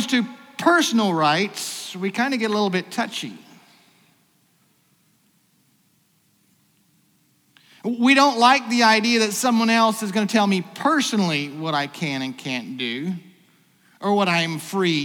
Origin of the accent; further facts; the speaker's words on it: United States; As an American